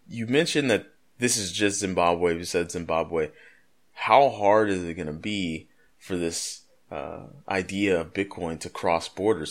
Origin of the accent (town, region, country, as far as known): United States